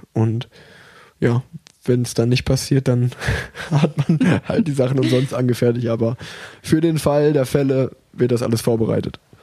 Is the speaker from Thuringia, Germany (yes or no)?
yes; Erfurt, Thuringia, Germany; ich bin ja auf der Erfurter Sportschule groß geworden